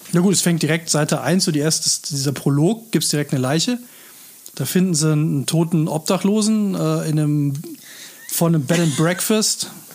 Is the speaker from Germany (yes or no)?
yes; Northern Germany, Germany; now in Cologne, Germany; ich bin halt aus Norddeutschland